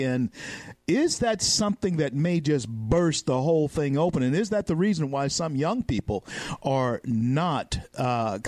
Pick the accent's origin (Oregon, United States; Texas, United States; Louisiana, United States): Louisiana, United States; Shreveport; my hometown of Shreveport, Louisiana